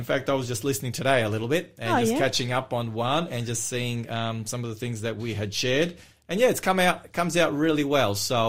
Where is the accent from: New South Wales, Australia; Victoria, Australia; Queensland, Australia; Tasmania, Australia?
Victoria, Australia; Melbourne; my hometown